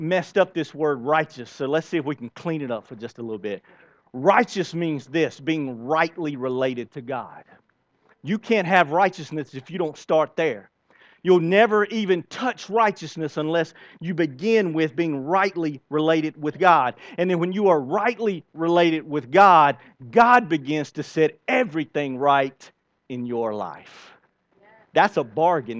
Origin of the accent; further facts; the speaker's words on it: United States; I love the country that I am born in, the United States of America